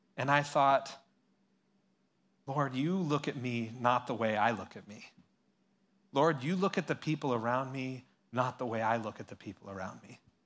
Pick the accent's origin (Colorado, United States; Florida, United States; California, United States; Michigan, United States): California, United States; San Luis Obispo; I grew up in San Luis Obispo here